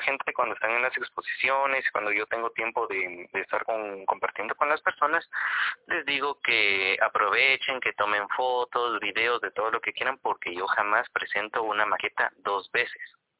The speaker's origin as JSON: {"language": "Spanish", "country": "Guatemala", "said": "nos define como guatemaltecos"}